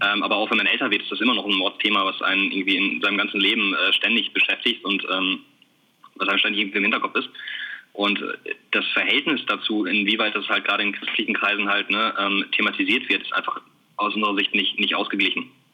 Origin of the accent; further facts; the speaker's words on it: Bielefeld, North Rhine-Westphalia, Germany; also wir kommen beide aus Bielefeld oder zumindest aus der Gegend ähm, sind hier aufgewachsen. Ja, wohnen auch immer noch in Bielefeld